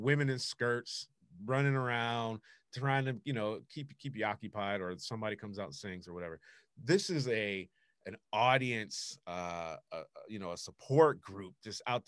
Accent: United States; as an American

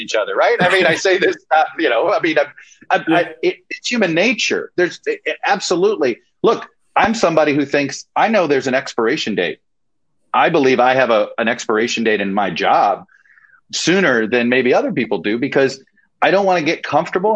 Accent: Miami, Florida, United States; I grew up in Miami.

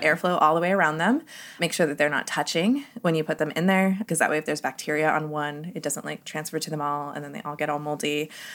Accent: Southwest, United States; now in Ohio, United States; I'm from the Southwest

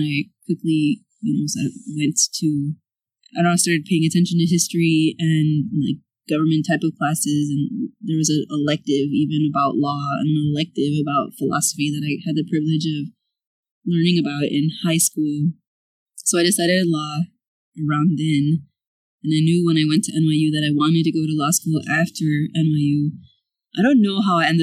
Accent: Chicago, Illinois, United States; now in Houston, United States; we grew up in the South Side, like in the Back of the Yards neighborhood

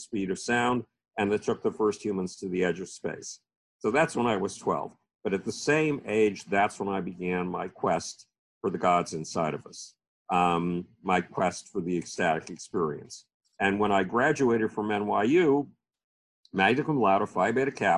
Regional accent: Buffalo, New York, United States; the University of Buffalo, my hometown university

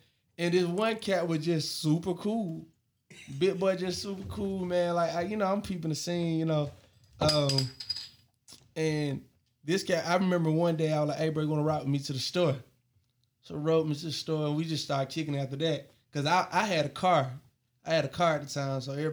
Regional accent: Monroe, Georgia, United States; I'm from Monroe, Georgia

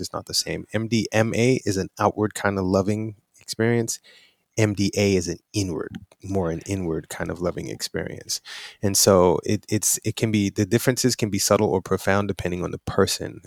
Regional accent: New York City, New York, United States; I'm from Brooklyn, New York.

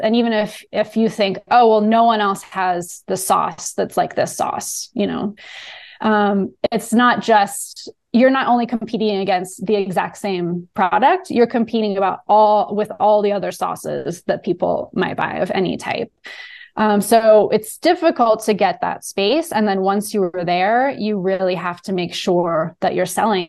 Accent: Southern California, United States; moved away as an adult; also born or lived in New Orleans; I am from Southern California.

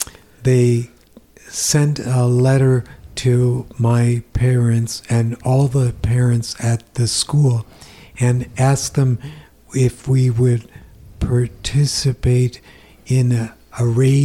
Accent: Rochester, Minnesota, United States; also born or lived in Fort Dodge, Iowa; We moved to Rochester, Minnesota when I was 7.

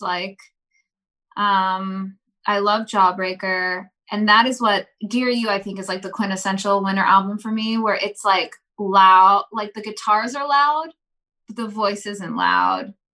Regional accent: East Coast, United States; we're from the East Coast

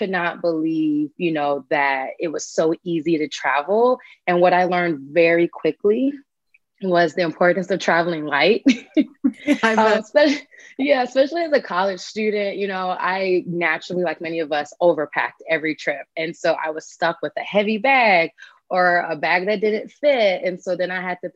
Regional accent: Charlotte, North Carolina, United States; also born or lived in New York; I'm originally from New York, with my entire family. And I grew up in North Carolina though. So me and my mom moved to Charlotte, North Carolina.

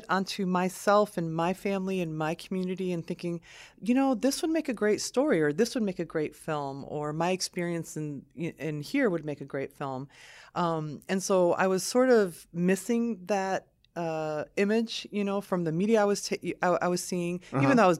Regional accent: Lansing, Michigan, United States; also born or lived in southern Lebanon; I grew up in Lansing. So my family and I immigrated from Lebanon, from southern Lebanon in 1978.

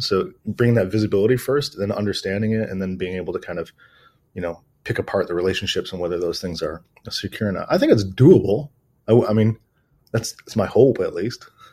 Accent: Detroit, Michigan, United States; moved away as an adult; also born or lived in New Zealand; now in Australia; I'm originally from Detroit, Michigan

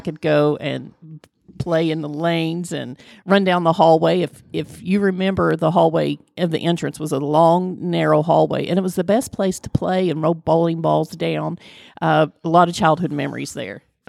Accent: Flatwoods, Kentucky, United States; I am from Flatwoods, which is part of Greenock County.

